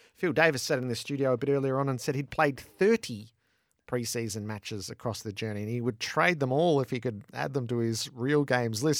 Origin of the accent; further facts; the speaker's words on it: Mulgrave, Victoria, Australia; I grew up in Mulgrave